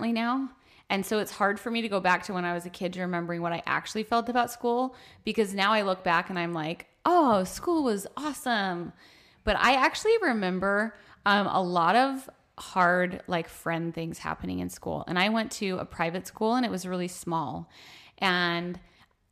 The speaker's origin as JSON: {"language": "English", "town": "Buffalo", "region": "New York", "country": "United States", "tie": "born or raised there", "said": "I grew up in Buffalo, New York"}